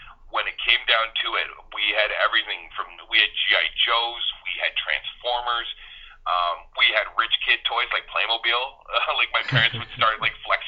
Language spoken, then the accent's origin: English; Ancaster, Ontario, Canada; I grew up in Ancaster in a pretty affluent neighborhood